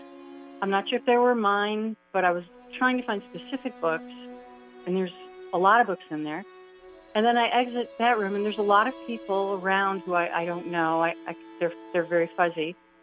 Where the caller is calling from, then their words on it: Queens, New York, United States; Woodside, Queens.